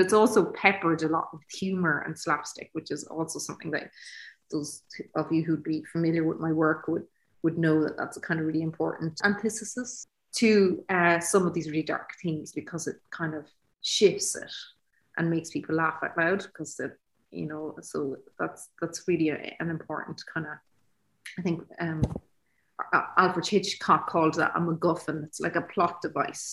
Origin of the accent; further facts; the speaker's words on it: Ireland; In the 80s, growing up in Ireland